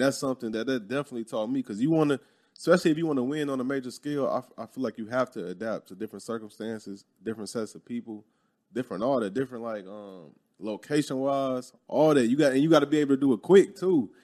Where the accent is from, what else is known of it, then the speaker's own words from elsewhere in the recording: Chicago, Illinois, United States; moved away; growing up in Chicago